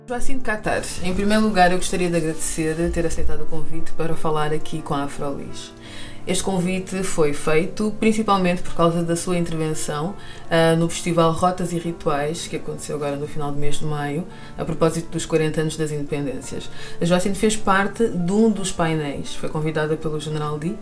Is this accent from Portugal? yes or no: yes; Portugal; also born or lived in Malanje, Angola; apesar de ter vindo para Portugal com dois anos